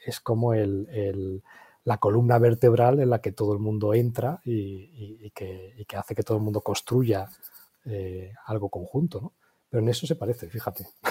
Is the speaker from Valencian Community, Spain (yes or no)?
yes; Valencia, Valencian Community, Spain; also born or lived in Seville / England; Yo aunque nací en Valencia, pero toda la familia es de Sevilla